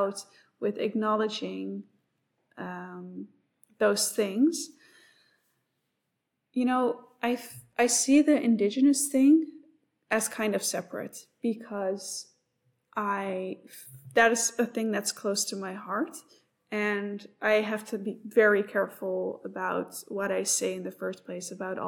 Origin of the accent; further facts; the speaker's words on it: Netherlands; moved away as an adult; now in Australia; I am also new to this country. I come from the Netherlands